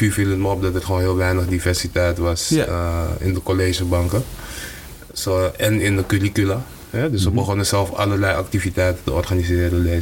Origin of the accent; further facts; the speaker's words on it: Amsterdam, North Holland, Netherlands; ik kom zelf uit